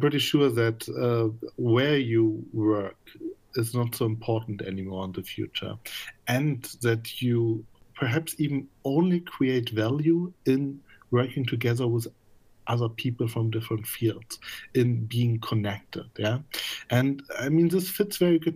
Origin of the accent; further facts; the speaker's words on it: Magdeburg, Saxony-Anhalt, Germany; moved away; also born or lived in Berlin; I'm original from Magdeburg